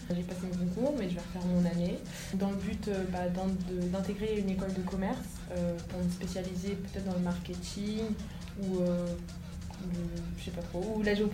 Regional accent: Brazzaville, Republic of the Congo; also born or lived in Senegal; j'ai 17 ans, je suis congolaise de Brazza et aussi sénégalaise.

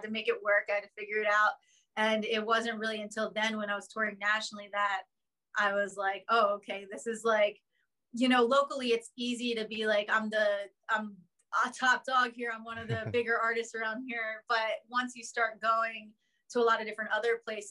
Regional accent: Philadelphia, Pennsylvania, United States; I'm from Philadelphia

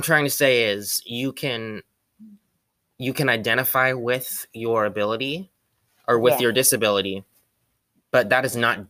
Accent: Philippines; So I'm Filipino.

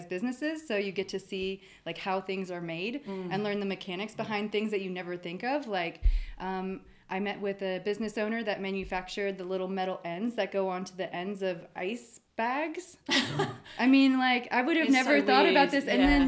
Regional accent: Oak Ridge, Tennessee, United States; So I grew up in the Southeast United States. And it was actually in Oak Ridge, though.

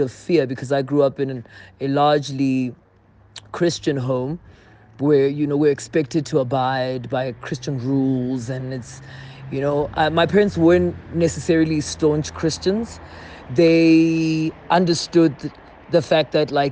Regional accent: South Africa; my experience largely growing up in South Africa

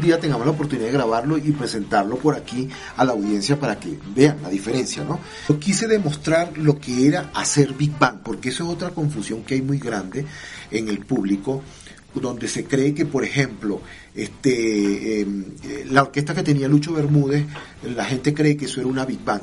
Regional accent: Barquisimeto, Lara, Venezuela; moved away; also born or lived in Boyacá, Colombia; de mi Barquisimeto, de mi pueblo

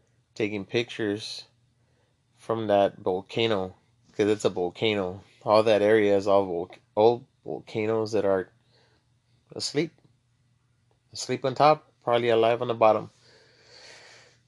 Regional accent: Laredo, Texas, United States; moved away as an adult; now in San Antonio, United States; I'm from Laredo, Texas. Born and raised

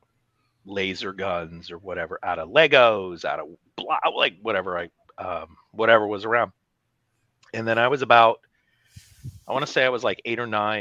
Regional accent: Pacific Northwest, United States; I grew up in the Pacific Northwest

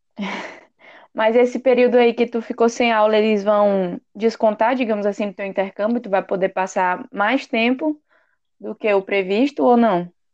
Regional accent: Teresina, Piauí, Brazil; moved away as an adult; now in Ireland; sou de Teresina, Piauí

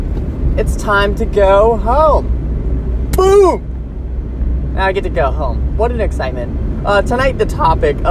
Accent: United States

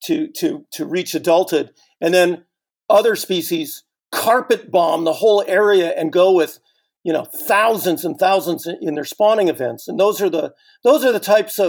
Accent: Northern California, United States

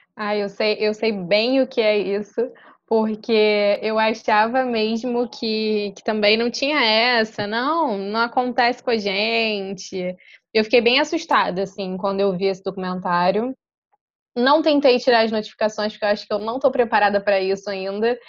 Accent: Rio de Janeiro, Brazil; tenho 24 anos, nascida e criada na Ilha do Governador, zona norte do Rio de Janeiro

